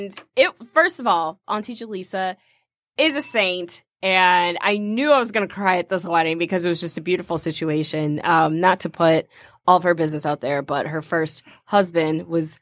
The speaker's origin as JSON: {"language": "English", "region": "Michigan", "country": "United States", "tie": "born or raised there", "also_born_or_lived": "Toledo, Ohio", "said": "I was born in Ohio but raised in Michigan, so Michigan girl at heart"}